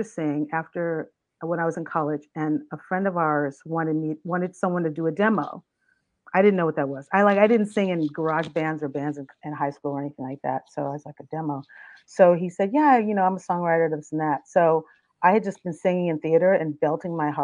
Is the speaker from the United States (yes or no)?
yes; Riverside, California, United States; also born or lived in New Orleans, Louisiana; I grew up in New Orleans and in Riverside, California. I went to school there and then graduated from high school